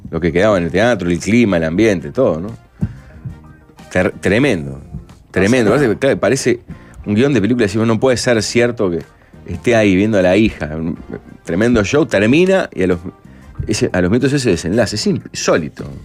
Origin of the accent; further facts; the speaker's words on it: Uruguay; Ah, mira somos uruguayos una especie en extinción, hay que salir y pelearla.